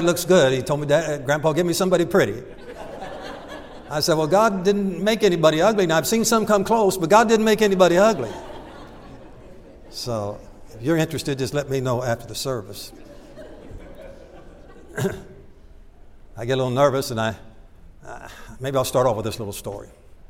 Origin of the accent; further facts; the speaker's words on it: Milford, Ohio, United States; moved away as an adult; also born or lived in Michigan / Kentucky; I grew up in a little town called Milford.